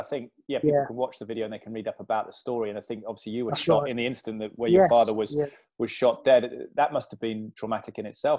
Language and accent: English; Hackney, London, United Kingdom; born there; also born or lived in Cardiff / Malvern / West Indies / United States; I've got a muddled accent because I've lived all over the place. I was born in London, actually, in Hackney, not far from Bethnal Green, and then I was lived in Cardiff, Malvern, the West Indies.